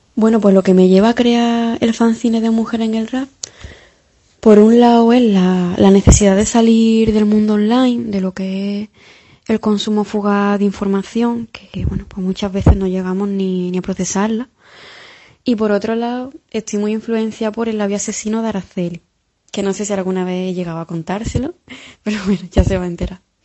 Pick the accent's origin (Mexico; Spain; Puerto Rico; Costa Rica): Spain; Jaén, Andalusia; moved away as an adult; now in Cádiz, Spain; yo soy una chavalita de Jaén, que llevo ya unos 6 o 7 años por Cádiz viviendo